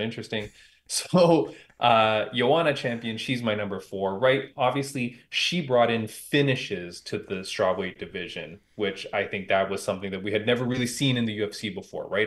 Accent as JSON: {"language": "English", "town": "Toronto", "region": "Ontario", "country": "Canada", "tie": "born or raised there", "said": "my hometown of Toronto, Canada"}